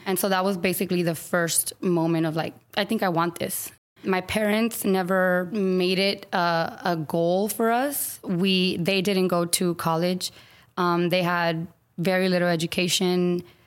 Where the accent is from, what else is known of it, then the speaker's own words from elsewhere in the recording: San Antonio, Texas, United States; now in Austin, United States; I grew up in San Antonio